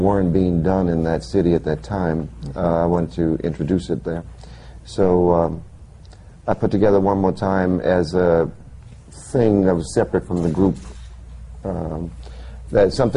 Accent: New Orleans, Louisiana, United States; I'm from New Orleans

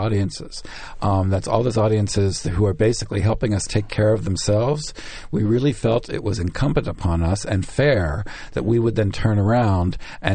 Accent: Pittsburgh, Pennsylvania, United States; now in New York, United States; I'm from Pittsburgh

